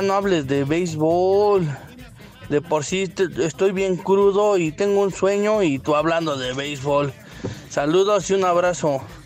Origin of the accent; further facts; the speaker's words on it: Reynosa, Tamaulipas, Mexico; Soy de Reynosa, Tamaulipas